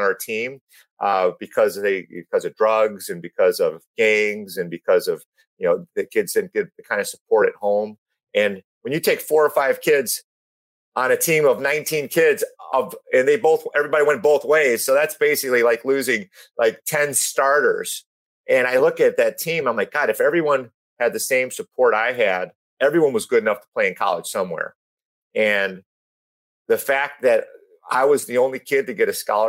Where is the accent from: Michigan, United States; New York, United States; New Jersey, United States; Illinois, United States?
Illinois, United States; North Chicago; moved away as an adult; now in California, United States; I grew up on Argonne Drive, North Chicago